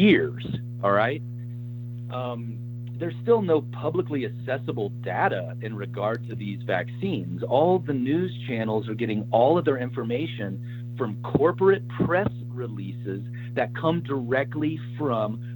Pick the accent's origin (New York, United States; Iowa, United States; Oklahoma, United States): Oklahoma, United States; I'm originally from Oklahoma